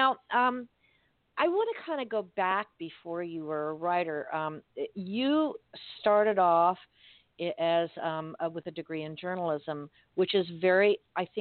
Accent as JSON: {"language": "English", "town": "Miami", "region": "Florida", "country": "United States", "tie": "born or raised there", "said": "I was born and raised in Miami"}